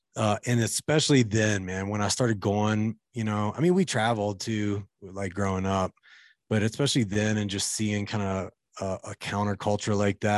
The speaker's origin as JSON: {"language": "English", "region": "Kentucky", "country": "United States", "tie": "born or raised there", "said": "I grew up in Kentucky, by the way, in like rural kind of Appalachian area."}